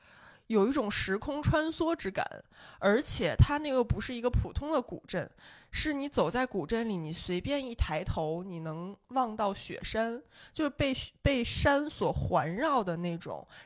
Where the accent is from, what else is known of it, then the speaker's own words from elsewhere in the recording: Beijing, China; 我当年十几岁的时候，真的有点不太喜欢北京了，因为我在北京找不到家乡的感觉。